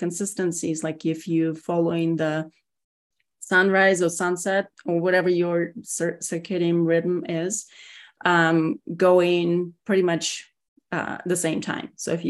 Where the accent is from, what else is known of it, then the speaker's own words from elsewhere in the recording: Russia; English is a second language; now in United States; So I am originally from Russia, born and raised. Moved here, 28 years ago. So I worked really hard on my accent, and it's still there.